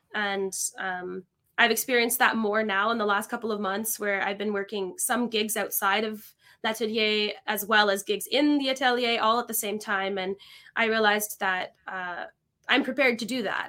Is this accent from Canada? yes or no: yes; Niagara Falls, Ontario, Canada; moved away as an adult; also born or lived in Kitchener-Waterloo; now in Montreal, Canada; I grew up in Niagara Falls, uh, Canada. So I spent my whole childhood there